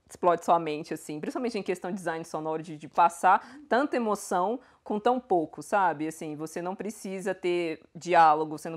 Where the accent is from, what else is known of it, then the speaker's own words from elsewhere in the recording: Jandira, São Paulo, Brazil; now in Belo Horizonte, Brazil; que é uma cidade que fica na Grande São Paulo.